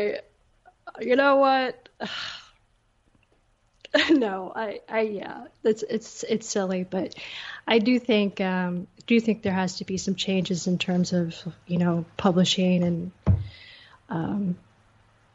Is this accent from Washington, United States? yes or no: yes; Seattle, Washington, United States; also born or lived in Blaine, Washington; now in Austin, United States; I grew up in Seattle, but I lived all around Washington